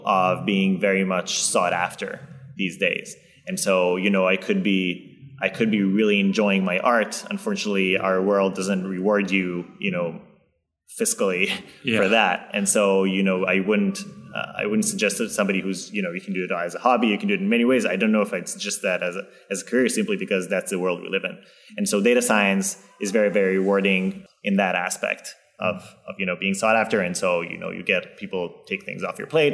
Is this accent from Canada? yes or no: no; Israel; moved away; I come from Israel